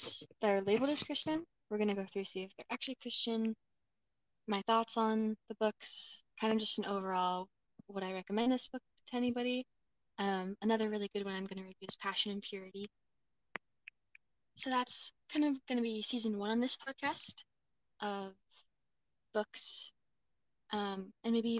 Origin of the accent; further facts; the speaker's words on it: Sumas, Washington, United States; Sumas, my hometown